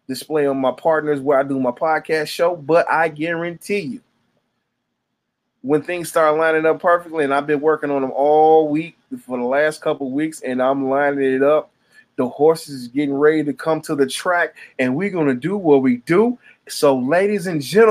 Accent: Michigan, United States; I'm from Michigan

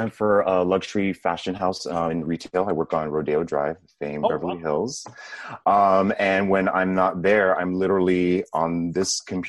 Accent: Puerto Rico; born there; I was born in Puerto Rico, which is part of the United States. I am of Dominican descent, so both my parents are Dominican

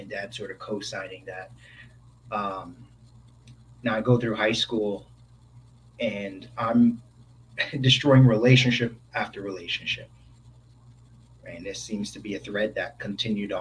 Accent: New York City, New York, United States; as a kid, I'm originally from New York, from the Bronx

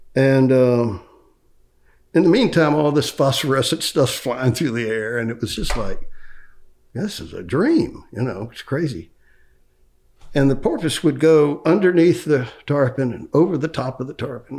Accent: Orlando, Florida, United States; I grew up, I was born here in Orlando

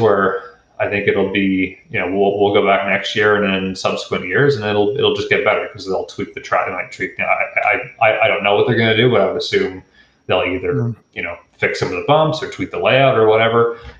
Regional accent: Stouffville, Ontario, Canada; I'm from Stouffville, Ontario, and Goodwood Kartways is where I started out, and they were, you know, 15 minutes from our house growing up

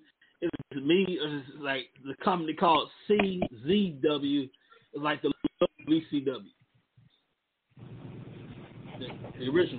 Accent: Houston, Texas, United States; I'm from Houston, Texas

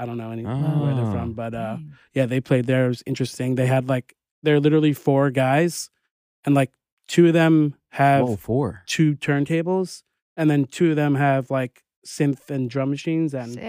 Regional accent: New York, United States; I grew up in New York

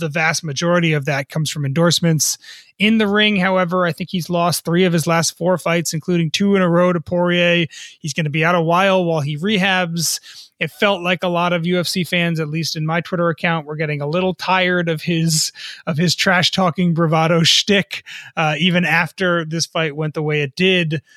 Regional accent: New York area, United States; I grew up in the New York area

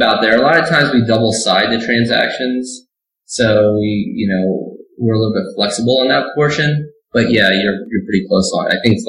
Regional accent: New Jersey, United States; now in Phoenix, United States; In Jersey, where I grew up, it was 95 degrees and humid

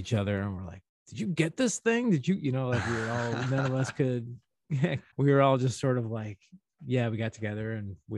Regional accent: St. Louis, Missouri, United States; I'm a Midwest boy. I'm from St. Louis

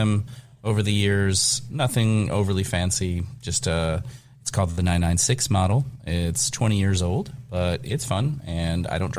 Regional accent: Kentucky, United States; I am both German from the Cincinnati area of northern Kentucky.

